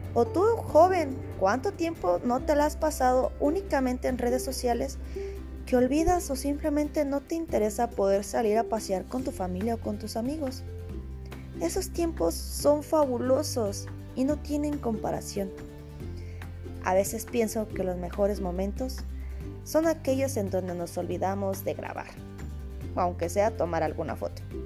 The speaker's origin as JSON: {"language": "Spanish", "country": "Mexico", "said": "soy mexicana"}